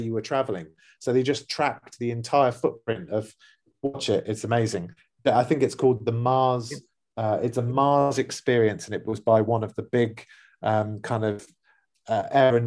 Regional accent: London, United Kingdom; now in Dubai, United Arab Emirates; a neighborhood that we grew up in or in London

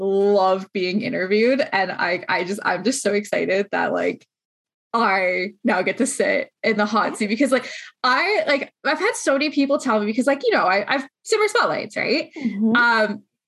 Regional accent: Canada; We're Canadian, we're here

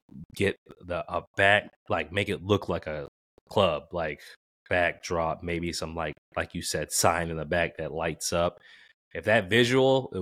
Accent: Boston, Massachusetts, United States; growing up in Boston

